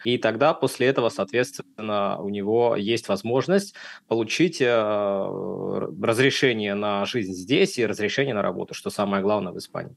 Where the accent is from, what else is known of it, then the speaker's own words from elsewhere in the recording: Saint Petersburg, Russia; moved away as an adult; now in Valencia, Spain; я из города Санкт-Петербурга, Россия